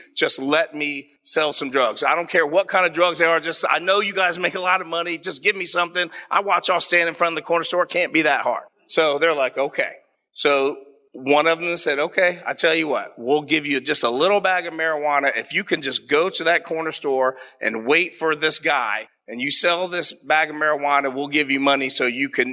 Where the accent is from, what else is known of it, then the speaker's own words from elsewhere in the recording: Columbus, Ohio, United States; I'm a proud, born and raised Columbus native, Southside